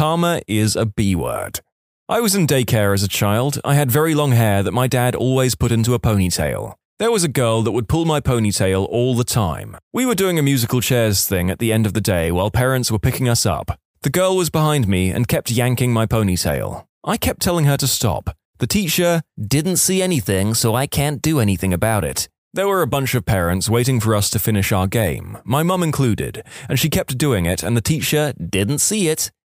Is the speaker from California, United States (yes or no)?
yes; San Diego, California, United States; I'm from San Diego, and during the summer, you have to claim bonfire pits on the beach really early in the morning if you want it for that night.